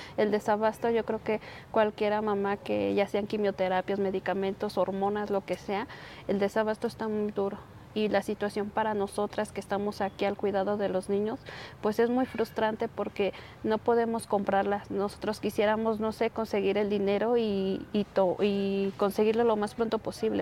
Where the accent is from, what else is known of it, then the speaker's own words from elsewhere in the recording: Tlachichuca, Puebla, Mexico; moved away as an adult; now in Mexico City, Mexico; somos del municipio de Tlachichuca, de un pueblito de San Francisco Independencia